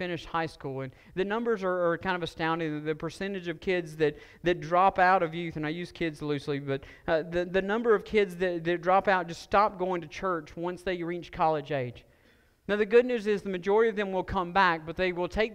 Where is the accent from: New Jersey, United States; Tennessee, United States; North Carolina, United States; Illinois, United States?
North Carolina, United States; Stokes County; I grew up in Stokes County, and all of us rode in pickup trucks